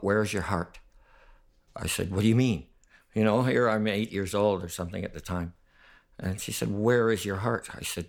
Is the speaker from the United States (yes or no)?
no; Stevensville, Ontario, Canada; born there; I was born in Stevensville, Ontario. It's near Fort Erie, not far from Buffalo, Niagara Falls, right there around that area.